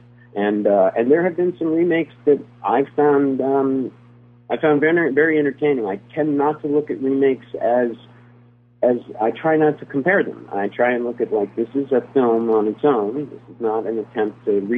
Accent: New York, United States; a dramatic actor from New York who happened to be like 10

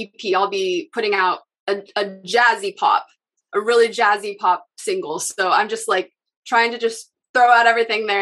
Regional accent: Seattle, Washington, United States; I'm from Seattle

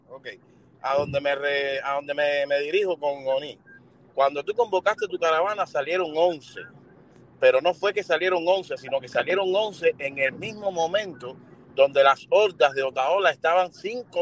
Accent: Cuba; Porque somos cubanos y lo que parecemos son eh, eh, chumas de esquina.

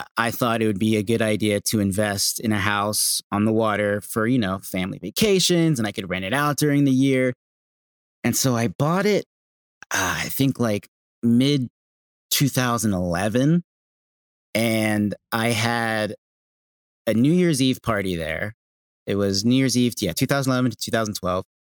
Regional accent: Bristol, Pennsylvania, United States; also born or lived in Los Angeles; now in Manahawkin, United States; I'm from a small town outside of Philadelphia, Pennsylvania called Bristol Borough.

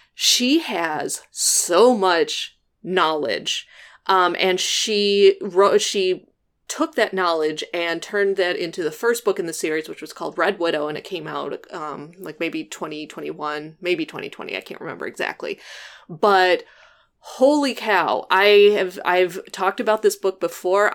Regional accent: Midwest, United States; now in Illinois, United States; I'm from the Midwest

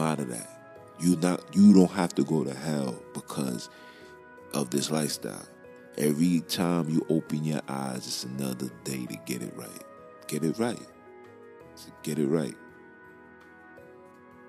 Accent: New York, United States; I'm from Brooklyn

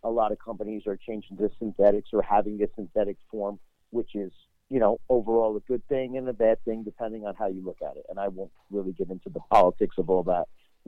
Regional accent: New Jersey, United States; Well, I grew up in a huge hunting family. Even though I come from New Jersey, I come actually from the biggest city in New Jersey, but my whole family hunted.

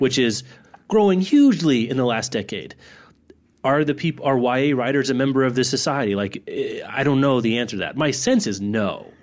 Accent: Lawrence, Kansas, United States; my hometown of Lawrence

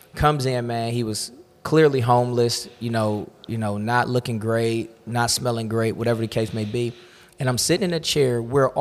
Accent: Cleveland, Ohio, United States; I grew up in Cleveland

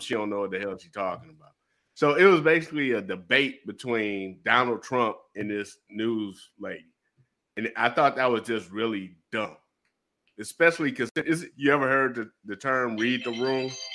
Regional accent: Detroit, Michigan, United States; also born or lived in Japan; I'm from Detroit

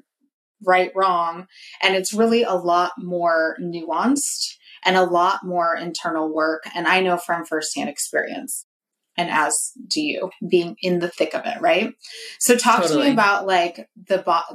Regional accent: Northern California, United States; I'm from NorCal

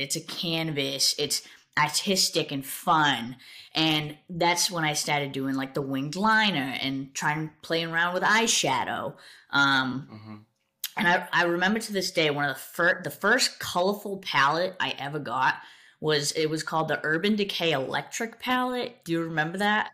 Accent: South Coast, Massachusetts, United States; I grew up in Massachusetts, uh, South Coast, Massachusetts. I've lived there my entire life

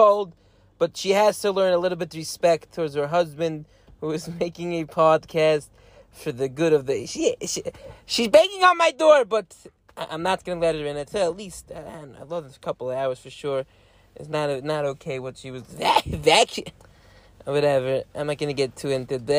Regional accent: Lakewood, New Jersey, United States; I come from Lakewood. I went to Lakewood Cheder.

